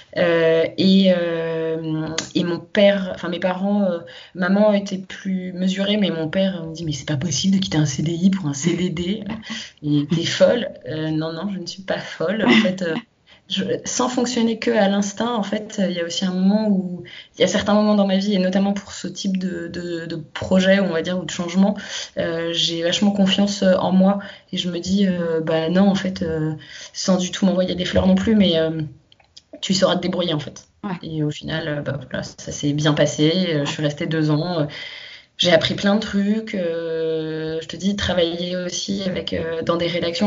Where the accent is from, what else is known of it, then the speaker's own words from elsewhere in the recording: Paris suburbs, Île-de-France, France; je suis née euh, à Paris. j'ai grandi en banlieue parisienne très proche de Paris.